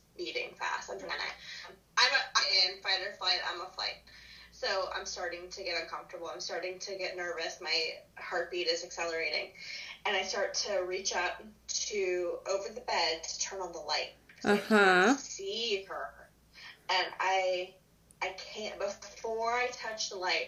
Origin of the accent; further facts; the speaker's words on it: Florida, United States; also born or lived in Mississippi; I grew up in Florida, so we have beaches everywhere